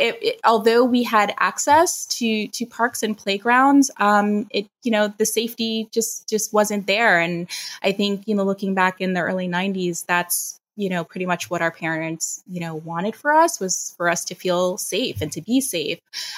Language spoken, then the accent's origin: English; New York City, New York, United States; also born or lived in Long Island, New York; So I am a native New Yorker. I grew up in the Bronx. I was born there and was there for about 10 years until my family moved us to the suburbs of Long Island.